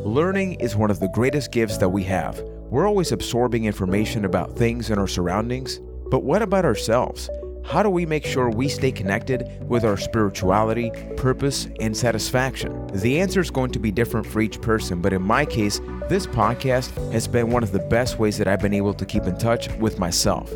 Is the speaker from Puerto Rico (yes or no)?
yes; San Juan, Puerto Rico; I am from San Juan, Puerto Rico